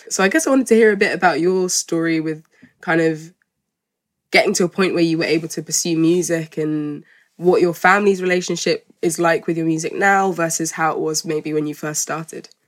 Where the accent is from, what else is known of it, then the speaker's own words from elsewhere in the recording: South Africa; also born or lived in Zimbabwe; yeah, as a South African, my mum's half